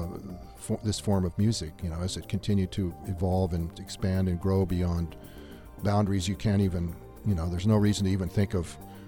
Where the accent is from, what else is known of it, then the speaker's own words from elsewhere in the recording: Southern California, United States; also born or lived in Australia; now in Tucson, United States; I grew up in Southern California deserts.